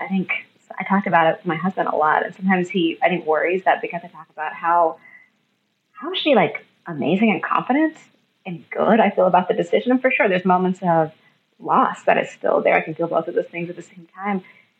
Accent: India; so I'm Indian and my husband is white.

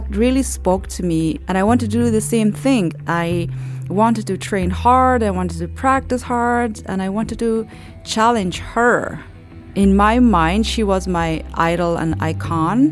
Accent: Kabul, Afghanistan; moved away; I was born in Afghanistan, in the capital, Kabul

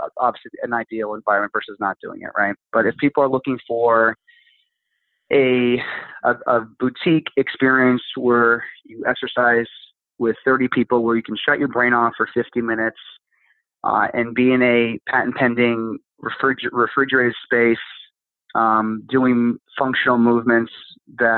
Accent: Pennsylvania, United States; moved away; my hometown in Pennsylvania

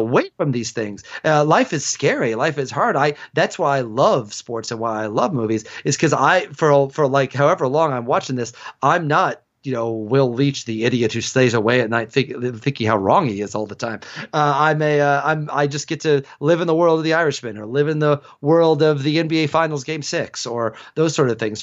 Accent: Illinois, United States; now in Atlanta, United States; in my hometown, Illinois basketball was the Yankees

